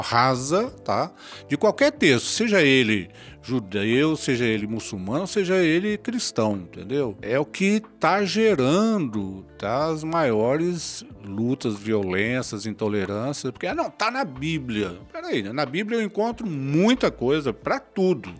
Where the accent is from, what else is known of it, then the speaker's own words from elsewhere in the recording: Ibiraçu, Espírito Santo, Brazil; eu sou do município aqui do interior, de Biraçu